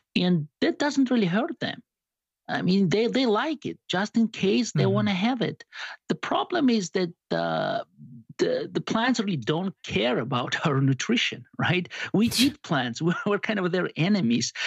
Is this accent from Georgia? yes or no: yes; Georgia; moved away as an adult; also born or lived in Arizona, United States / Princeton, New Jersey, United States; now in Lincoln, United States; I'm from Georgia, but not Atlanta. I, don't have a southern accent